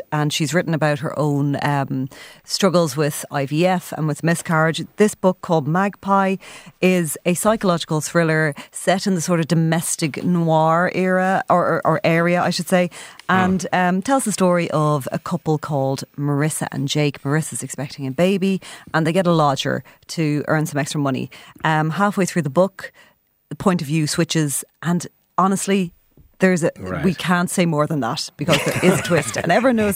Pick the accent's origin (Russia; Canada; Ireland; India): Ireland; us as an Irish people.